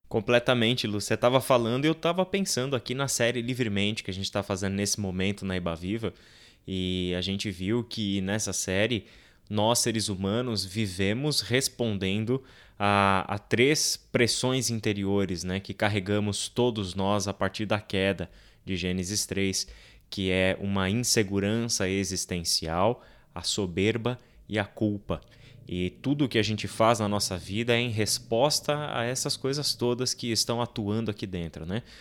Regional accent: São Paulo, Brazil; Eu sou da Moca de São Paulo

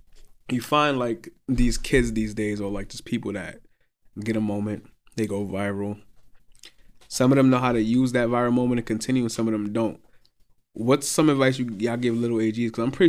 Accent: New York, United States; Yeah, I know what you mean. I'm from New York. I know how it goes.

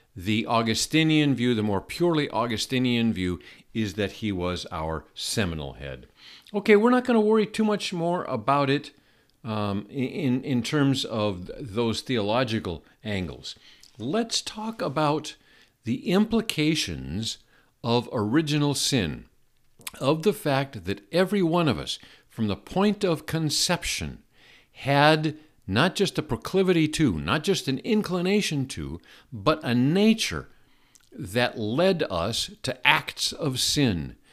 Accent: Seattle, Washington, United States; I grew up in Seattle.

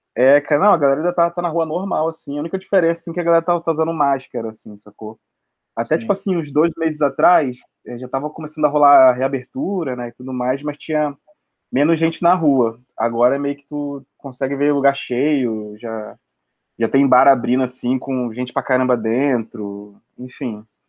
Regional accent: Baixada Fluminense, Rio de Janeiro, Brazil; moved away as an adult; now in Rio de Janeiro, Brazil; também sou da Baixada também

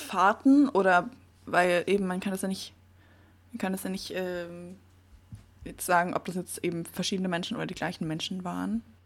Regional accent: the Southwest, southwest Germany, Germany; moved away; von meiner Heimat aus, also Südwesten

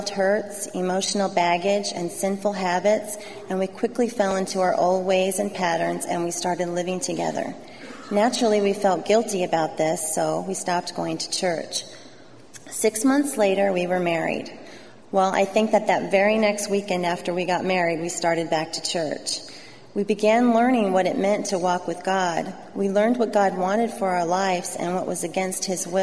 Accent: Southern California, United States; I grew up here in Southern California in what I thought was a perfect home

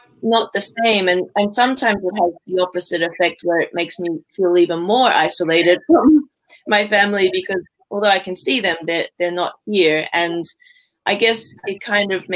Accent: Australia; moved away as an adult; now in Japan; as an Australian citizen

